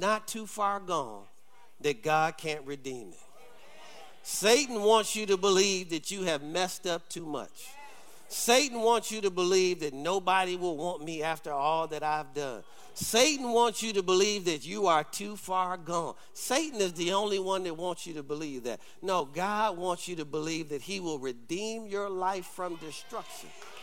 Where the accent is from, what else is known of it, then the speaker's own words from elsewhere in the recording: Detroit, Michigan, United States; I grew up, if you know about Detroit, I grew up on Dexter and Davidson